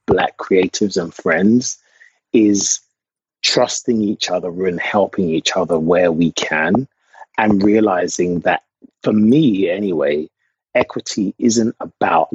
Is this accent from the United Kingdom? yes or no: yes; England, United Kingdom; moved away as an adult; now in United States; I'm from England.